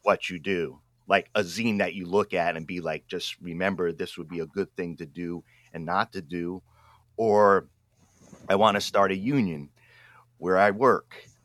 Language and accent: English; Pawtucket, Rhode Island, United States; now in Oregon, United States; I grew up in Pawtucket, Rhode Island, East Coast